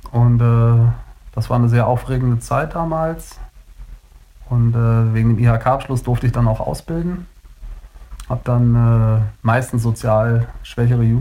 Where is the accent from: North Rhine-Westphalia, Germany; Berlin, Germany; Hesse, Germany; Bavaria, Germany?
Berlin, Germany; also born or lived in Kiel / Hanover / Hamburg; Und ja, und ich bin wie gesagt in Kiel geboren und mit drei, glaube ich, sind wir dann nach Berlin gezogen. Und äh, zwischendurch war ich auch nochmal in Hannover.